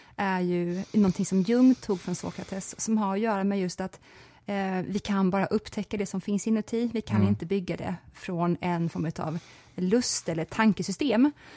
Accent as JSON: {"language": "Swedish", "town": "Växjö", "region": "Kronoberg County", "country": "Sweden", "tie": "born or raised there", "said": "Jag växte upp i Växjö"}